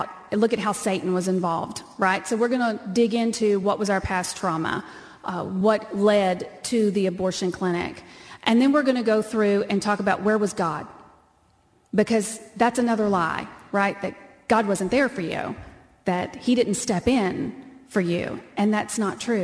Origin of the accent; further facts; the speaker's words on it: Texas, United States; I'm from Texas and that's how we talk.